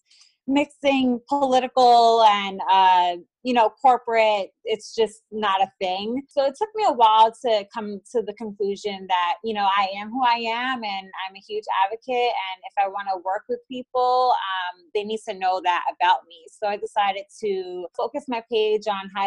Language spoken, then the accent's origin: English; New York City, New York, United States; moved away as an adult; now in Dallas, United States; I was born and raised in New York City. I am now living in Dallas, Texas.